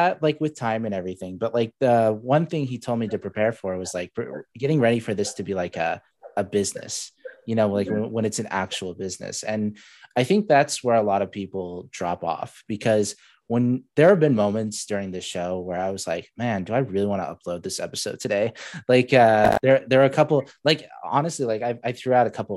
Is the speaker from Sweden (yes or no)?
no; Saudi Arabia; now in Spokane, United States; I don't even call myself, you know, I'm from Saudi Arabia now